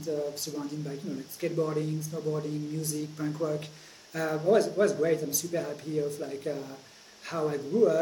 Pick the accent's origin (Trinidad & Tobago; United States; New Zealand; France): France; Grenoble, Auvergne-Rhône-Alpes; I grew up in Grenoble. Grenoble is a small town in the Alps, the French Alps